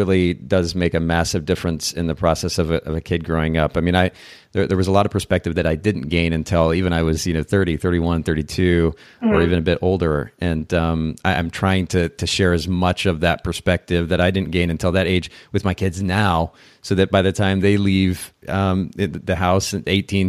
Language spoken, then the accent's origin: English; Japan; I grew up in Japan actually. So being in a different country also lent a different perspective